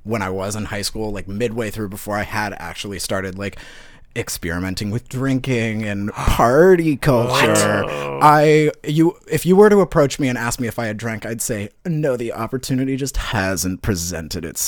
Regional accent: Manchester, New Hampshire, United States; I grew up in Manchester, New Hampshire.

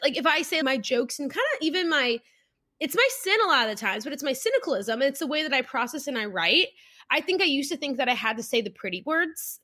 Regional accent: South Louisiana, United States; I grew up in South Louisiana, public school girl

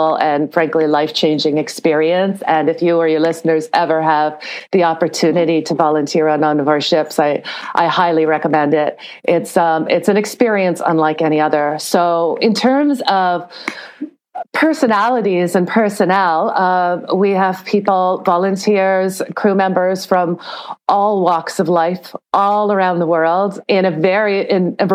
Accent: Toronto, Ontario, Canada; I'm from Canada. I'm originally from Toronto

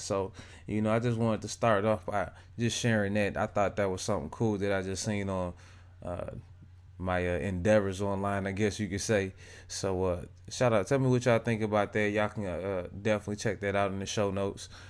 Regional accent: Detroit, Michigan, United States; born or raised there; now in Atlanta, United States

